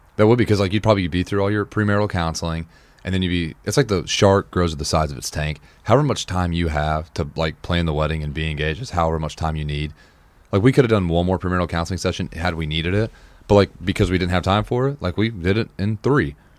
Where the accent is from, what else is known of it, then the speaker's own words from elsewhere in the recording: Nashville, Tennessee, United States; also born or lived in Wichita, Kansas; I'm from Nashville, but I was born in Wichita